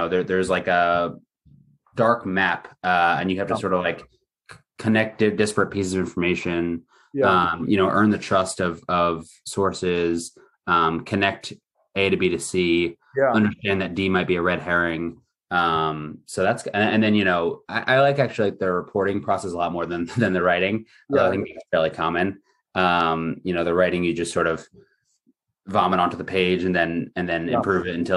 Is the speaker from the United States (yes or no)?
yes; Villanova, Pennsylvania, United States; moved away as an adult; also born or lived in Stanford, California / San Francisco, United States; now in Newport Beach, United States; I grew up in Philly